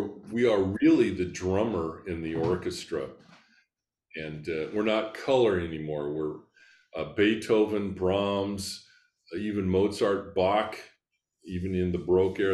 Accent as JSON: {"language": "English", "town": "Scottsbluff", "region": "Nebraska", "country": "United States", "tie": "born or raised there", "moved": "yes", "lives_now": "Lincoln, United States", "said": "a high school orchestra where I grew up in Scottsbluff, Nebraska."}